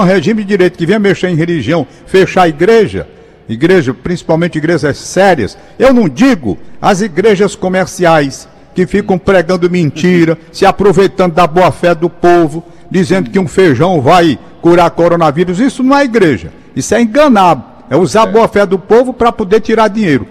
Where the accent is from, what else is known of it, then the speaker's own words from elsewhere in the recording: Fortaleza, Ceará, Brazil; also born or lived in Crateús; minha infância toda foi ali em Crateus. Uhum. É, nas férias que eu quero dizer, eu já nasci aqui em Fortaleza